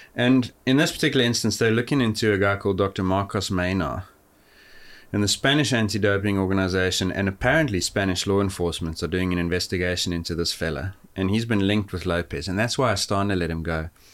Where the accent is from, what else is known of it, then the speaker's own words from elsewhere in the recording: Johannesburg, Gauteng, South Africa; moved away; I grew up in Johannesburg, which is at sixteen hundred